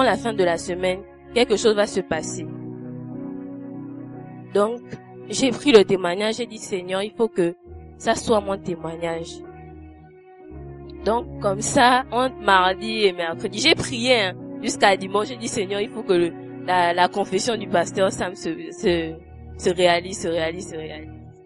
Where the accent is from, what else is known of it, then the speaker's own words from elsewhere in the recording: Gabon; je suis gabonaise.